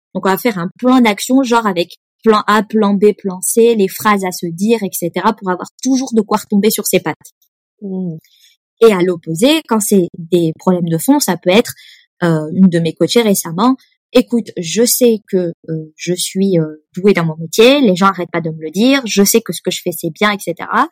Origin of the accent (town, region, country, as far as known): Nice, Provence-Alpes-Côte d'Azur, France; born or raised there; moved away as an adult; also born or lived in Lyon / Paris; now in Sweden